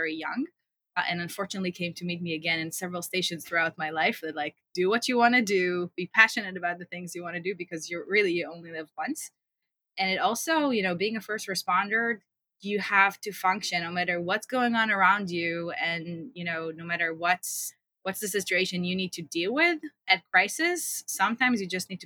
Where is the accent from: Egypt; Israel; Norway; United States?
Israel; I grew up in Israel, as you said, in a small town and spent most of my childhood running around potato fields